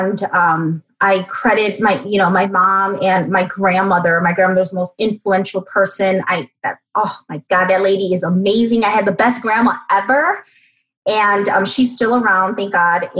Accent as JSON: {"language": "English", "town": "Chicago", "region": "Illinois", "country": "United States", "tie": "born or raised there", "said": "I'm born and raised in Chicago, single mom."}